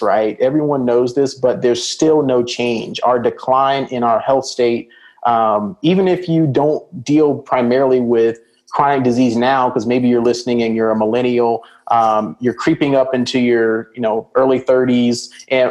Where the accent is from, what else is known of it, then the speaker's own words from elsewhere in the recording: Birmingham, Alabama, United States; also born or lived in Atlanta, Georgia; now in Dallas, United States; Growing up in Alabama